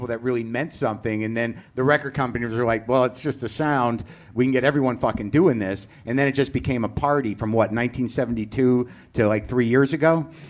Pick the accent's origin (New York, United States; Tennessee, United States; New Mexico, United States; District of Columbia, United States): New Mexico, United States; when I grew up in New Mexico, there was a KRST in Albuquerque.